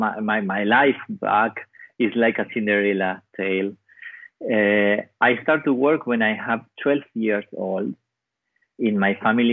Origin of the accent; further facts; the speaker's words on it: Patagonia, Argentina; English is a second language; My hometown is one little town in the south of Argentina. It's 3 hours flight to Buenos Aires. It's in the center of Patagonia.